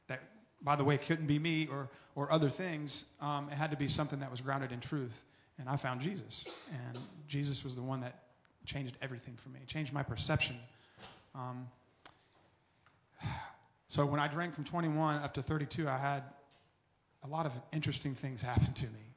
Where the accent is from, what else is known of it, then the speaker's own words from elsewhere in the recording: Tallahassee, Florida, United States; I was born and raised in Tallahassee